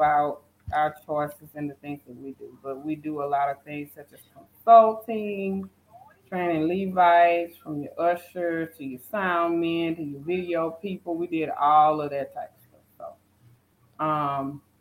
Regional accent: Natchitoches, Louisiana, United States; moved away as an adult; now in Douglasville, United States; I was born in Natchitoches, Louisiana, which is the oldest settlement in the Louisiana Purchase history. And then I relocated 4 years ago to Georgia, where I now reside in Douglasville

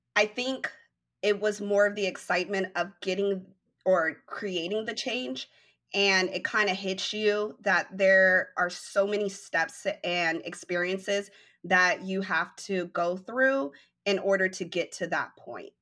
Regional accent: Denver, Colorado, United States; now in Dallas, United States; I am originally from Denver, Colorado, and I'm currently reside in Dallas

